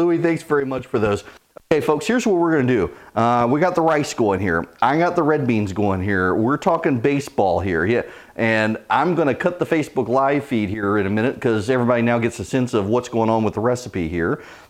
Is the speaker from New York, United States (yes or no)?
no; Louisiana, United States; In my house growing up, we always had garlic bread to go with red beans and rice, just part of growing up in Louisiana.